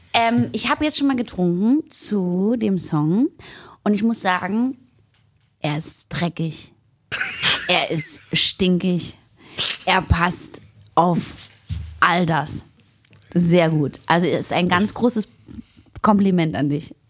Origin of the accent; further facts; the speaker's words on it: Berlin, Germany; Ich komme aus Berlin